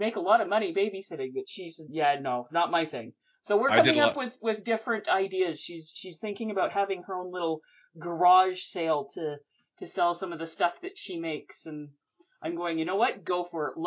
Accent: North Central Alberta, Canada; I grew up in North Central Alberta

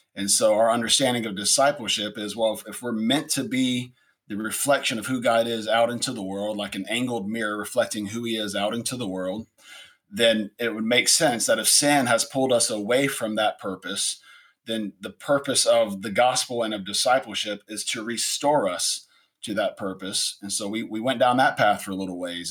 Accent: Atlanta, Georgia, United States; moved away as an adult; also born or lived in Indianapolis, Indiana / Pflugerville, Texas; now in Austin, United States; Been here in Austin, Texas, since 2002. My wife and I were both born and raised in Atlanta, Georgia

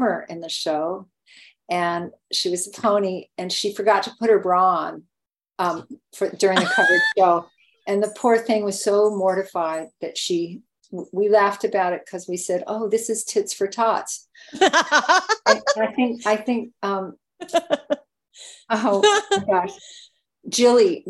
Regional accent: Los Angeles, California, United States; So I grew up in Los Angeles. I'm still living in the same zip code that I grew up in Hollywood

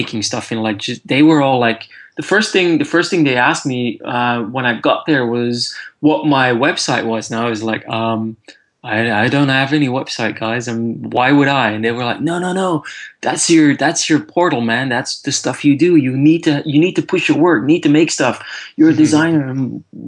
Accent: Antwerp, Flanders, Belgium; moved away as an adult; also born or lived in London, United Kingdom; now in United Kingdom; I'm from Antwerp in Belgium originally, and I worked in Antwerp for 2 years after graduating before I moved to London.

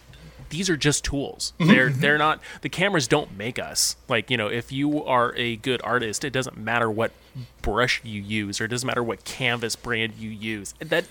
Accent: Vacaville, California, United States; moved away; In my hometown of Vacaville.

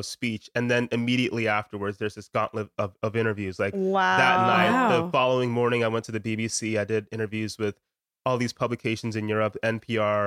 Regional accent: United States; I was born in America

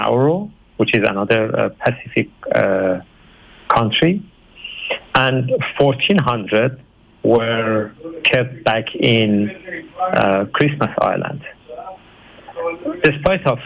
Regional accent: Iran; moved away as an adult; now in Brisbane, Australia; I'm originally from Iran

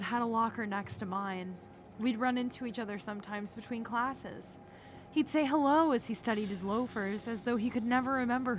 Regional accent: the South, United States; I'm from the South.

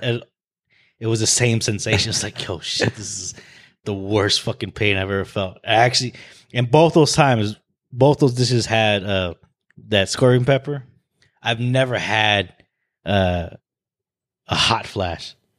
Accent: Arizona, United States; when people ask me where I'm from, I say, "Oh, I was born and raised in Arizona."

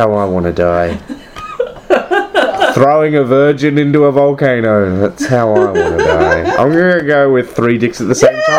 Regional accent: Australia; I'm Australian

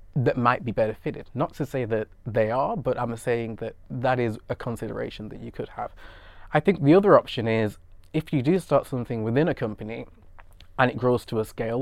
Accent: United Kingdom; I'm British Nigerian and was born and brought up in the U K

